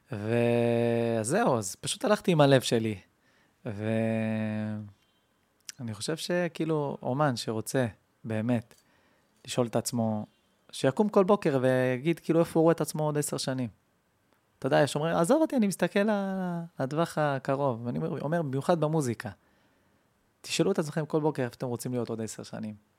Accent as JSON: {"language": "Hebrew", "town": "Kiryat Ekron", "region": "Central District", "country": "Israel", "tie": "born or raised there", "said": "קריית עקרון"}